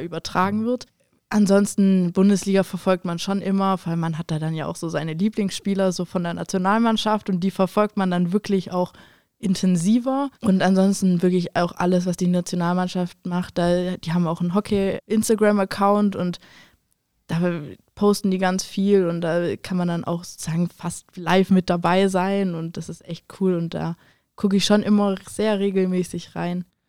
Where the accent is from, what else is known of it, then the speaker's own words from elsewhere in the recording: Germany; Bei uns in Deutschland